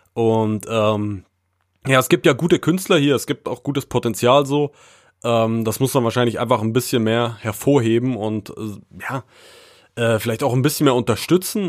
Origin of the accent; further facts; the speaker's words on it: Frankfurt, Brandenburg, Germany; moved away; also born or lived in Baden-Württemberg / Thuringia; meine Heimat repräsentieren sollte, dann würde ich auf jeden Fall mir Frankfurt oder schon auf die Fahne schreiben und auch Brandenburg